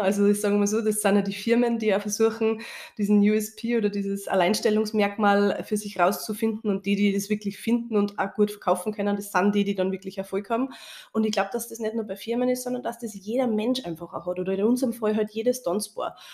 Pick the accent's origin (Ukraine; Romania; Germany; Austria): Austria; bei uns in Österreich